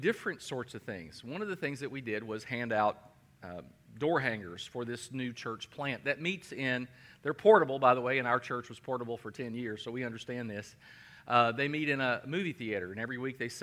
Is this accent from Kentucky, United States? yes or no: yes; Danville, Kentucky, United States; my hometown, Danville, Kentucky.